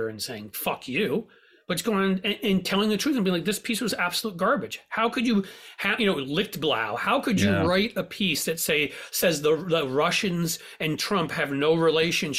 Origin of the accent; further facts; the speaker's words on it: New York, United States; I grew up in New York